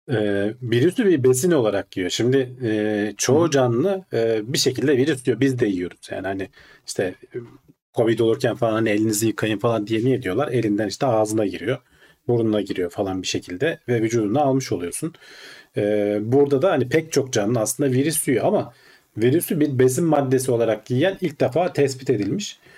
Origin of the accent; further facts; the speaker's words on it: Turkey; Türkiye'de doğmuşuz.